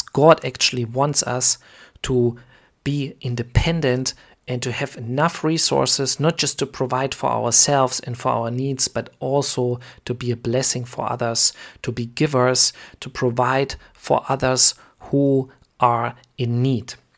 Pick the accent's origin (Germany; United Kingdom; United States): Germany; I am from Germany